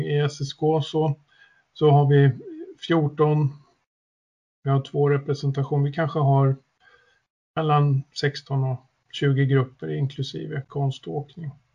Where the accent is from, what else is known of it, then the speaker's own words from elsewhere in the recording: Södertälje, Stockholm County, Sweden; also born or lived in Östersund; jag är född och uppväxt i Södertälje